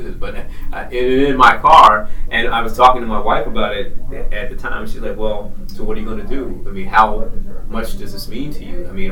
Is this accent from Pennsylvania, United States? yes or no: yes; Philadelphia, Pennsylvania, United States; I'm from West Philadelphia, born and raised in West Philadelphia.